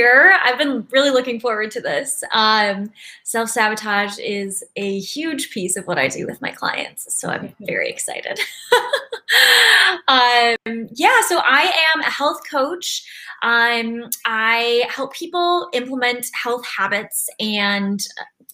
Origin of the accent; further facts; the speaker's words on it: West Michigan, United States; moved away as an adult; also born or lived in Seattle / Ann Arbor, Michigan; now in San Diego, United States; I'm from West Michigan